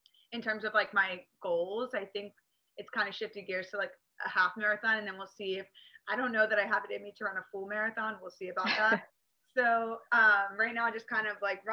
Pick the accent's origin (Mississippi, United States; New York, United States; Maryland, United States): Maryland, United States; Northern; now in Newport Beach, United States; So I grew up in Maryland, like Northern Maryland